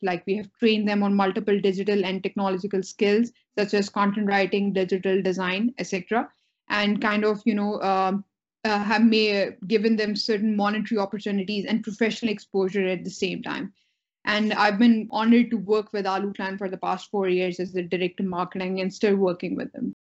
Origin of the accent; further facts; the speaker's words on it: Pakistan; I was born and raised in Pakistan